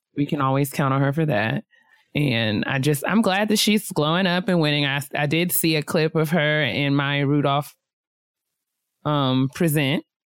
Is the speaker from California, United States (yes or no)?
no; White Plains, New York, United States; I'm from White Plains, New York